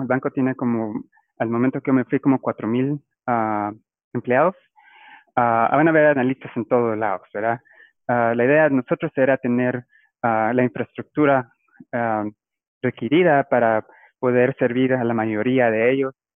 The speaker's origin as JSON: {"language": "Spanish", "town": "Guatemala City", "region": "Guatemala Department", "country": "Guatemala", "tie": "born or raised there", "moved": "as an adult", "lives_now": "Biloxi, United States", "said": "yo ah, soy originario de, Guatemala. Ah, yo crecí en la ciudad"}